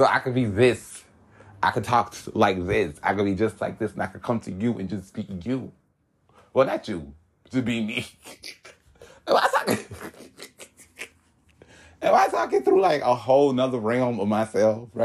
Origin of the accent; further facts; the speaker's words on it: Hollywood, Florida, United States; I am from Hollywood, Florida, and I was born April 19th